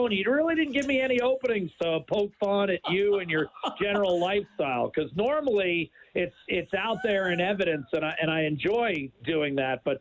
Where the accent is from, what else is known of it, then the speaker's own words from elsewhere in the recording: United States; moved away; I'm American.